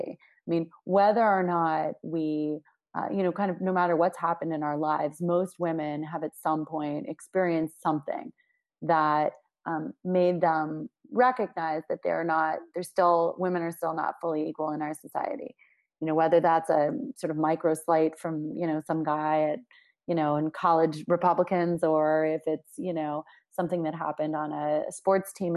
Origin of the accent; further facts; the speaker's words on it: Washington, District of Columbia, United States; I grew up in Washington, D C, which is a very unique and diverse place